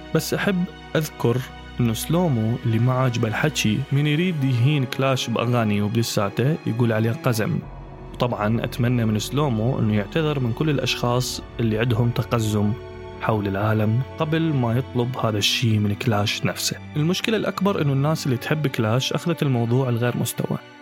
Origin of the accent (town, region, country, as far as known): Iraq; accent: Iraqi